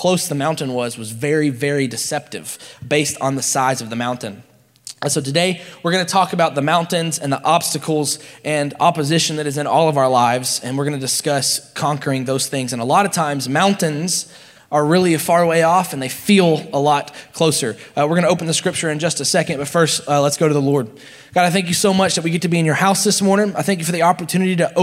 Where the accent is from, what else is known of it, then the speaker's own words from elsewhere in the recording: Nashville, Tennessee, United States; I grew up in Nashville, so we had like big hills